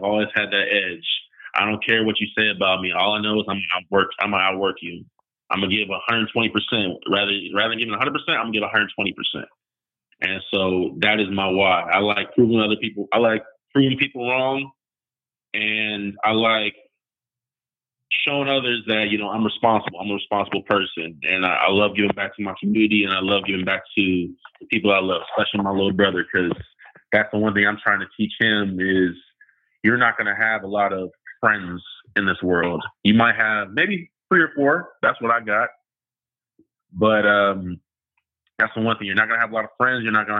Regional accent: Modesto, California, United States; also born or lived in Utah; growing up in Modesto and, you know, kind of living in Utah

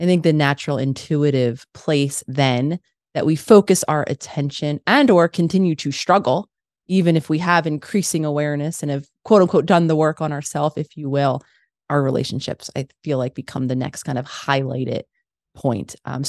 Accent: Philadelphia, Pennsylvania, United States; born or raised there

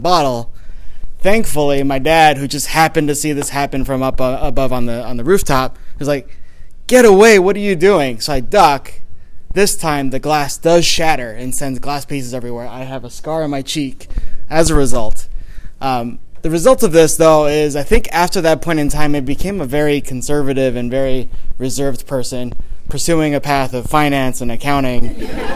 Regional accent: Taiwan; I grew up in Taiwan

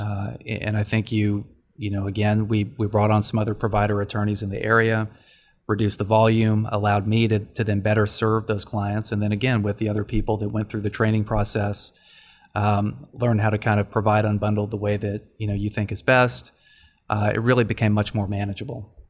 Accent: Dallas, Texas, United States; moved away as an adult; also born or lived in Washington, D.C.; born and raised in Dallas

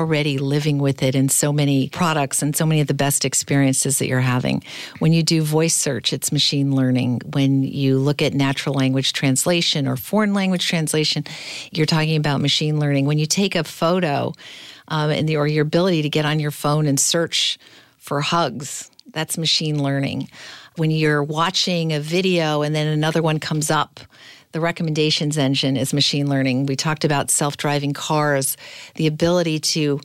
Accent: Manchester, North West England, United Kingdom; moved away; I was recently actually back in my hometown in Manchester

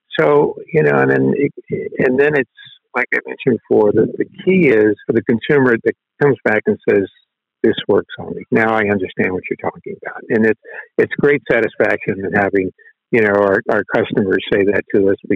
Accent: Tampa, Florida, United States; growing up in Tampa, Florida

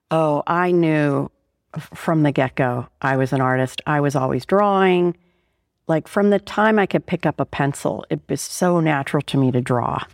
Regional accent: Pittsburgh, Pennsylvania, United States; moved away; I was born in Pittsburgh, Pennsylvania

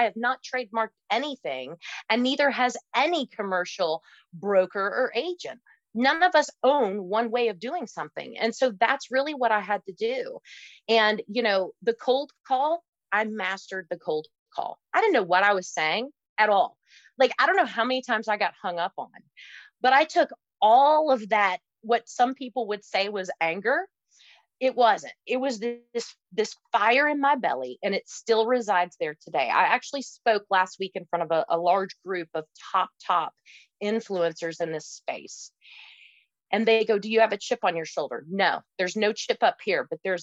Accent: Kentucky, United States; I come from Kentucky

